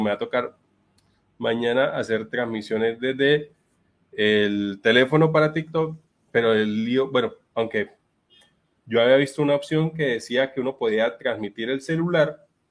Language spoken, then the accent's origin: Spanish; Bucaramanga, Santander, Colombia; soy de Bucaramanga, en Colombia